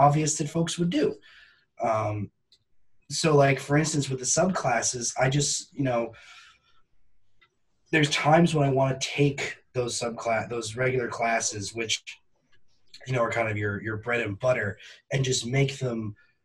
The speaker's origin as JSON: {"language": "English", "region": "Northern New Hampshire", "country": "United States", "tie": "born or raised there", "said": "growing up in Northern New Hampshire, with a dad who is a forester"}